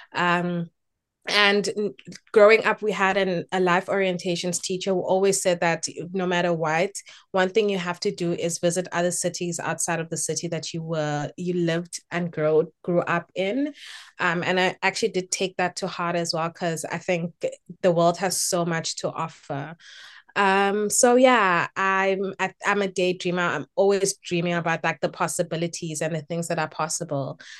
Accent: Durban, KwaZulu-Natal, South Africa; moved away as an adult; also born or lived in Eastern Cape; now in Cape Town, South Africa; I was born in the Eastern Cape, but I grew up in Durban. Um, I grew up in Phoenix, actually, um, and spent my entire childhood and entire schooling years in Phoenix.

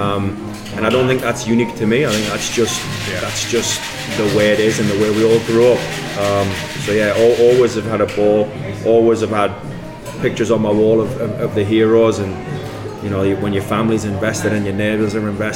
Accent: Newcastle upon Tyne, North East England, United Kingdom; now in Charlotte, United States; born 5 miles from the stadium. Like any other person from that area, you have no choice. It's a one club city. So I was Newcastle mad growing up

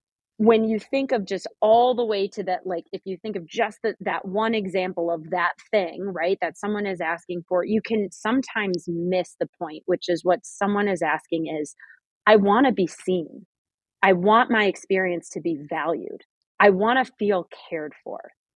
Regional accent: Midwest, United States; I grew up in the Midwest

